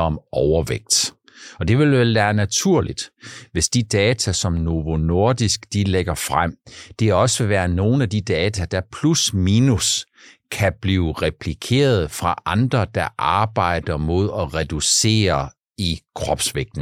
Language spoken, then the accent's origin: Danish; Funen, Southern Denmark, Denmark; also born or lived in Langeland; på Fyn, der hvor jeg er vokset op, eller på Langland